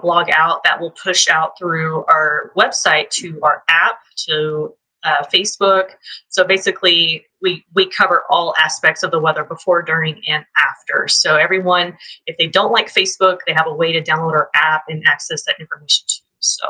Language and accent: English; Oklahoma, United States; now in Texas, United States; I'm originally from Oklahoma. So for a lot of Texans get out their pitchforks and yell at me for being a part of this group, I have been living in Texas for 14 years now. So I grew up in the heart of Tornado Alley